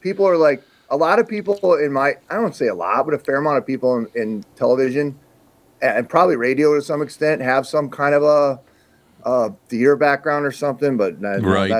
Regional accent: South Dakota, United States; I grew up in small town South Dakota, which I would guess is even a smaller place than where Rudy grew up. My hometown had like 900, or there's debatable, between 900 and 1,000 people living there.

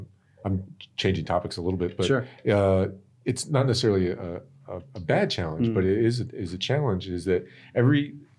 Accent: Iowa, United States; Are you from space? No, I'm from Iowa. I just work in space.

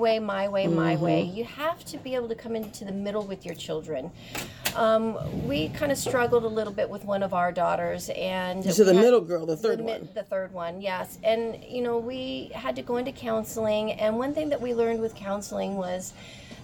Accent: Monterey, California, United States; I am from Monterey, California.

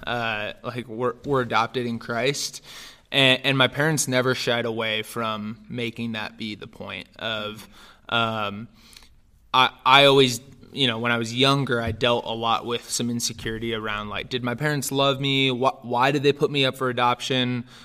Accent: Northern California, United States; also born or lived in Romania; I was raised in Northern California, actually, and, uh, my family, uh, adopted me from Romania, uh, when I was almost two.

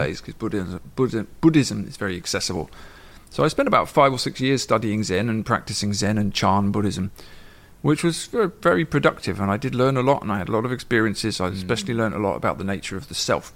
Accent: England, United Kingdom; moved away as an adult; now in Ireland; I grew up in England in the 80s

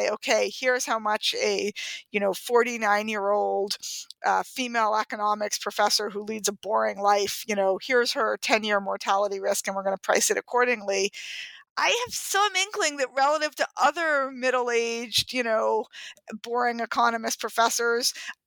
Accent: New York City, New York, United States; born or raised there

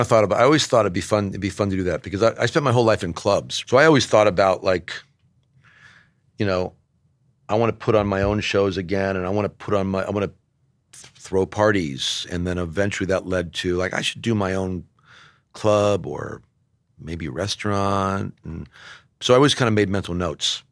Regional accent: Southern California, United States; also born or lived in Bay Area; now in New York, United States; I grew up in Southern California

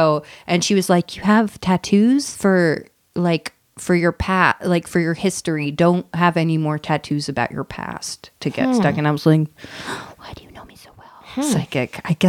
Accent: New York City, New York, United States; growing up in New York City

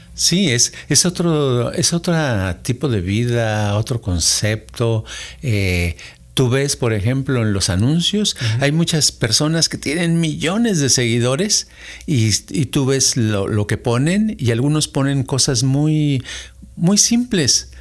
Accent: Mexico City, Mexico; yo crecí en la Ciudad de México

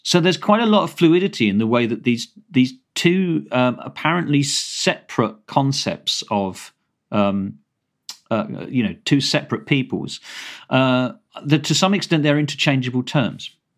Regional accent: Kent, South East England, United Kingdom; I grew up in Kent

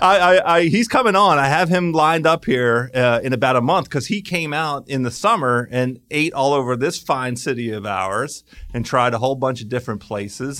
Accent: Washington, District of Columbia, United States; right here in my hometown, the Washington, D C, D M V, that's D C, Maryland, Virginia, metropolitan area.

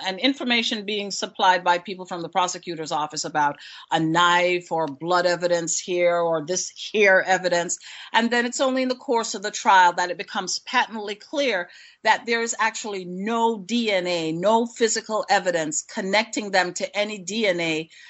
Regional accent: Queens, New York, United States; I grew up in Queens.

